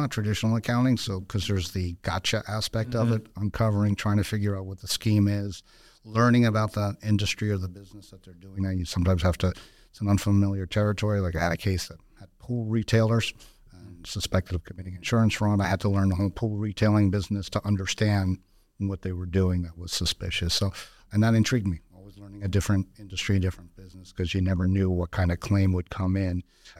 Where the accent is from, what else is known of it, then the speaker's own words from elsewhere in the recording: Newark, New Jersey, United States; I'm a first-generation American. Okay. My parents were Portuguese immigrants, born and raised in Newark, New Jersey.